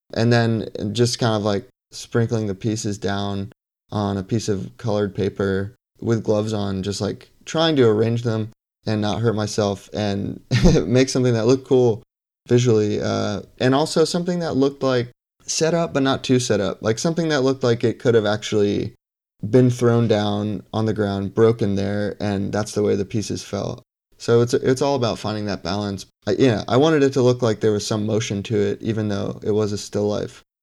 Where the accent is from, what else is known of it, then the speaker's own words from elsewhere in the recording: Bethlehem, Pennsylvania, United States; also born or lived in Lehigh Valley; now in Brooklyn, New York, United States; originally, I'm from Bethlehem, Pennsylvania